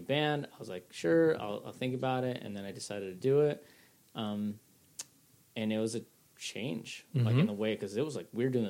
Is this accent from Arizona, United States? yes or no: no; Chicago, Illinois, United States; born or raised there; also born or lived in Detroit, Michigan